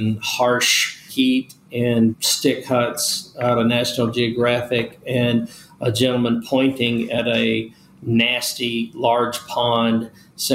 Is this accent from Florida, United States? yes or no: no; Nashville, Tennessee, United States; also born or lived in Bessemer, Alabama; we ended up settling when I was very young in Nashville, Tennessee. I grew up there